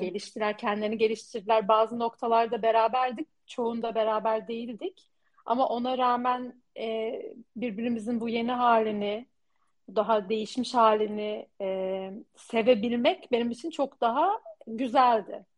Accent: Turkey; moved away as an adult; burada yaşayan bir Türkiye'li olduğum için ben bir göçmenim

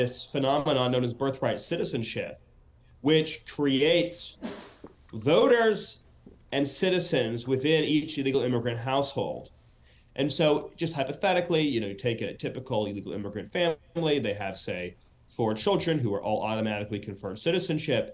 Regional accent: Los Angeles, California, United States; moved away; Growing up in the Southland of California

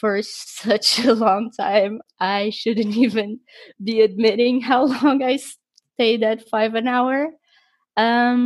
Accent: Portugal; me being from Portugal

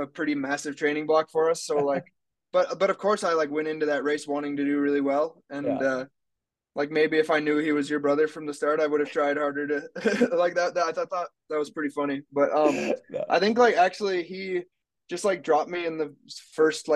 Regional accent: Minnesota, United States; I grew up in Minnesota, but my parents moved to Rhinelander, Wisconsin

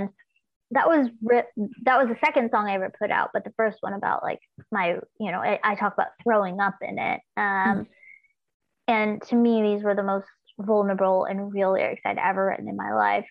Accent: Los Angeles, California, United States; growing up in Los Angeles, there was just so like my dad would be going and doing like small blues gigs around

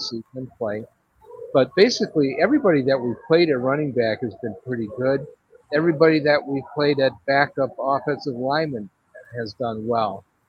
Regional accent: Cleveland, Ohio, United States; moved away; growing up in Cleveland

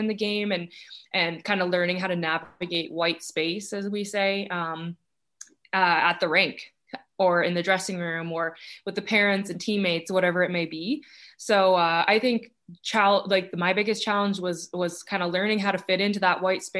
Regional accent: Toronto, Ontario, Canada; moved away; I'm excited to take that back to my hometown

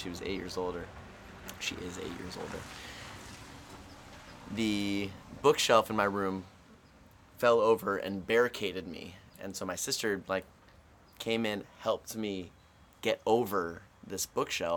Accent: Los Angeles, California, United States; I grew up in Northridge

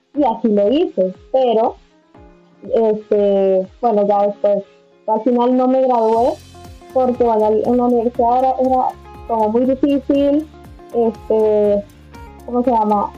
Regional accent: El Salvador; moved away as an adult; also born or lived in United States; now in Madrid, Spain; soy del Salvador

